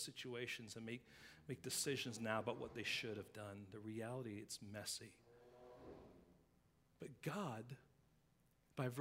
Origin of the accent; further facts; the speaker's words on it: England, United Kingdom; now in United States; growing up in England